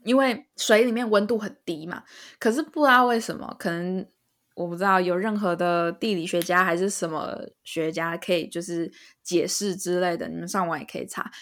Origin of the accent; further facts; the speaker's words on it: Taiwan; 身为台湾人来讲